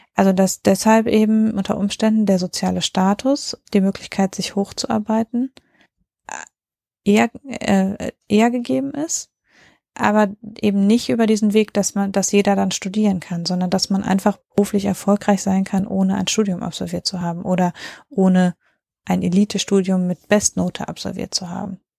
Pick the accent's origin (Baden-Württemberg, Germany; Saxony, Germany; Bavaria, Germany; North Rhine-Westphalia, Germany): North Rhine-Westphalia, Germany; ich komme ja auch aus NRW